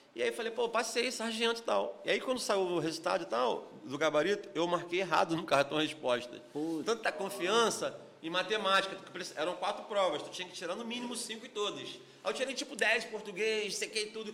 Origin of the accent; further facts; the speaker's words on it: Rio de Janeiro, Brazil; eu, morador de Antares, na né, época cresci em Antares